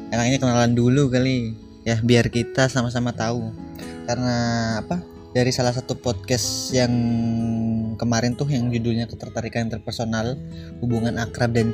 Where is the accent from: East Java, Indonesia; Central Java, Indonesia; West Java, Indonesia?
Central Java, Indonesia; Cilacap; aku asli dan lahir di Cilacap umur sekarang 22 tahunan